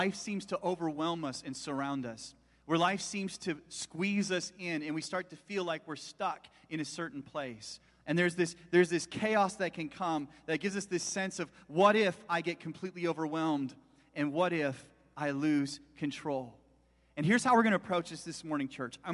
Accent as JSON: {"language": "English", "town": "Chilliwack", "region": "British Columbia", "country": "Canada", "tie": "born or raised there", "said": "I was born and raised in Chilliwack"}